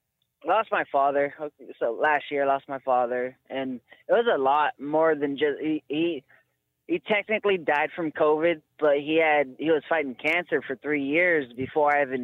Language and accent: English; Eugene, Oregon, United States; so I grew up here in Eugene, Oregon with my two aunts.